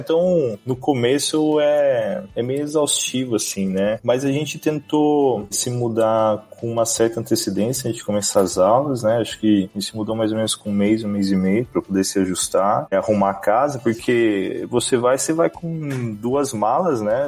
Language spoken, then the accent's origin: Portuguese; Campinas, São Paulo, Brazil; moved away as an adult; also born or lived in Sumaré; now in United States; Eu sou do interior de São Paulo, sou nascido em Campinas, morava em Sumaré, que é a cidade ali da região